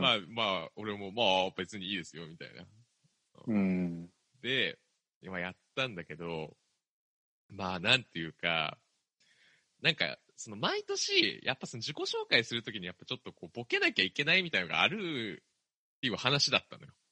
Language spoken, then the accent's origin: Japanese; Kanto, Japan; 関東出身だからって言って舐められたくないなと思って。